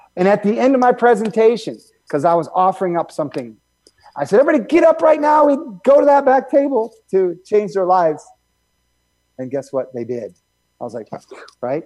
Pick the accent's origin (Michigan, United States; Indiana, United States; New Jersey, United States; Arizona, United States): Michigan, United States; I grew up in Michigan